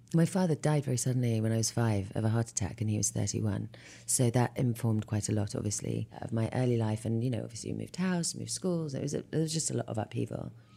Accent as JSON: {"language": "English", "region": "London", "country": "United Kingdom", "tie": "born or raised there", "moved": "as an adult", "said": "I was born in London and raised in West London"}